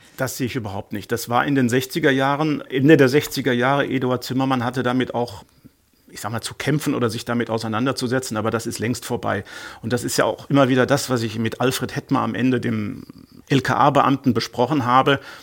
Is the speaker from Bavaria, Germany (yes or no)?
no; Ruhr area, North Rhine-Westphalia, Germany; ich komme aus dem Ruhrgebiet